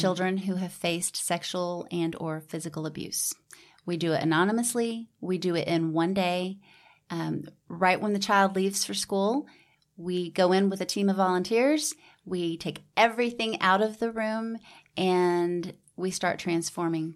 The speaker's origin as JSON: {"language": "English", "town": "Houston", "region": "Texas", "country": "United States", "tie": "born or raised there", "also_born_or_lived": "Georgia / New York / New Braunfels, Texas", "said": "raised in Houston"}